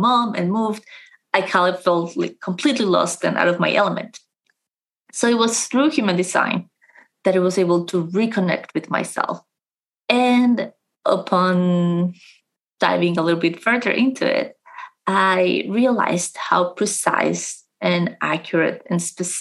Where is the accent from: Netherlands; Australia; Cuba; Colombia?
Colombia; now in London, United Kingdom; I am originally from Colombia